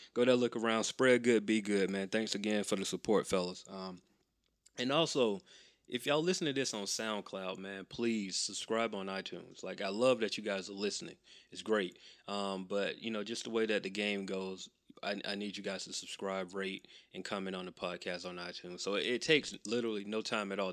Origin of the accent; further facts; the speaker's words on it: Macon, Georgia, United States; I grew up in Macon